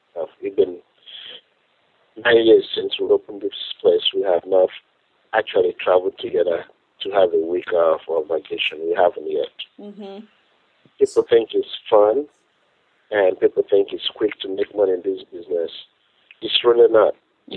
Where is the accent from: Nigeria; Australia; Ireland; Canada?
Nigeria; moved away as an adult; now in United States; I'm from Nigeria originally